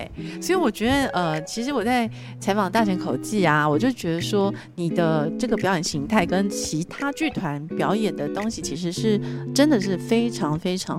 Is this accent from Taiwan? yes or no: yes; Taiwan; 是就我们台湾人自己写法，